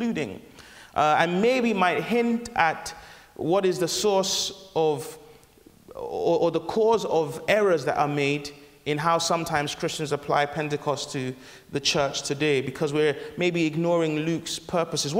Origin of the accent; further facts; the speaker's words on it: Nigeria; I'm Nigerian